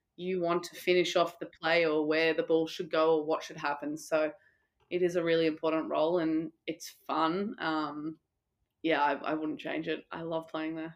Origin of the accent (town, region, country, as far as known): Australia; moved away; also born or lived in Italy